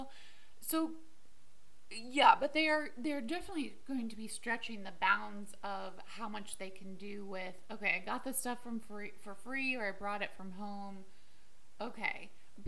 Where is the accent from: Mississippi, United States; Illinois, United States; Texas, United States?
Illinois, United States; we are from Illinois and everyone is crazy for Lincoln